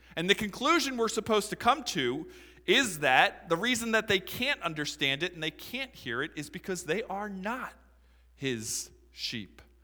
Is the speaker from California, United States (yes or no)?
no; Philadelphia, Pennsylvania, United States; I'm from Philadelphia